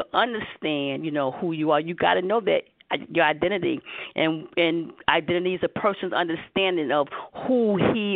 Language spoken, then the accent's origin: English; New York City, New York, United States; accent: New York; I'm from Harlem, USA